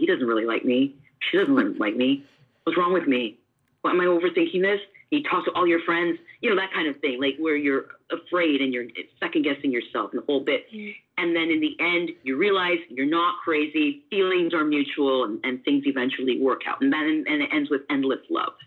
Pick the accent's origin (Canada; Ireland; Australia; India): Canada; now in Washington, United States; I'm Canadian